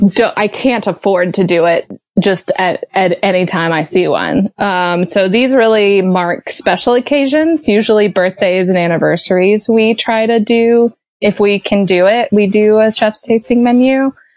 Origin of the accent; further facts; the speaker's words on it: Georgia, United States; moved away; also born or lived in Chicago; I grew up in Georgia